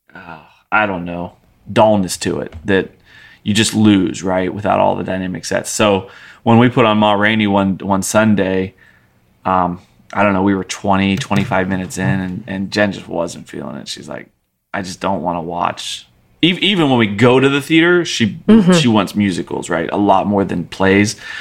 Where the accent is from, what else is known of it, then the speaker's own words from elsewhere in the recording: United States; me as an American speaker